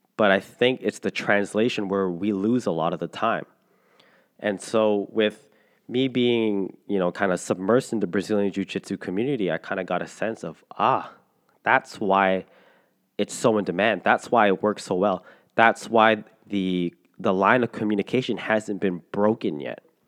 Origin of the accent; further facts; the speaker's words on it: Canada; I'm a Filipino Canadian. I don't speak Tagalog or any dialect in the Philippines.